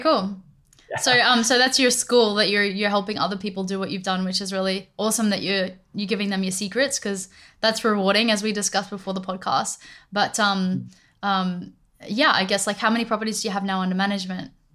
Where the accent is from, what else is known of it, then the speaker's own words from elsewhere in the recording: Australia; i'm from australia